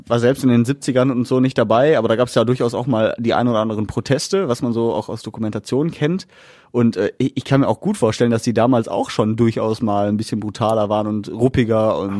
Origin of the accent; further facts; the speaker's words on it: Essen, North Rhine-Westphalia, Germany; bei uns in Essen